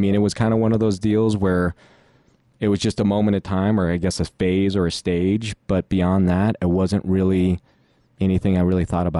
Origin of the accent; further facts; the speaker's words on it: Philippines; moved away; I came from the Philippines, and my mom was always doing a really good job just kind of educating them a little bit about the culture. But ironically, I've never been back to the Philippines since I left.